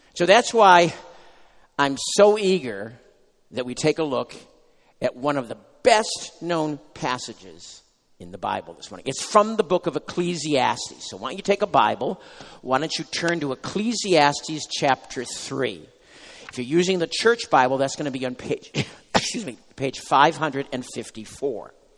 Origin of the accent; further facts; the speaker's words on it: United States; as an American now